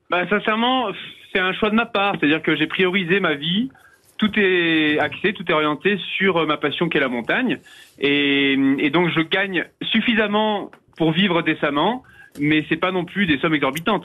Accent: Vercors massif, Auvergne-Rhône-Alpes, France; Je viens du massif du Vercors à la base, mais euh, ma mère étant euh, du massif des écrins

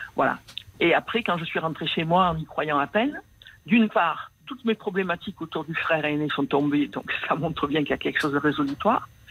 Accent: Marseille, Provence-Alpes-Côte d'Azur, France; accent: Marseille; also born or lived in Paris; je suis né à Marseille. J'ai passé la plus grande partie de ma vie à Marseille.

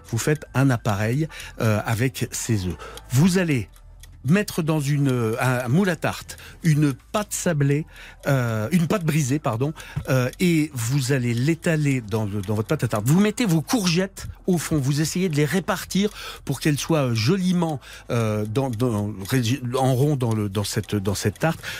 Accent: Lorraine, Grand Est, France; je suis lorrain

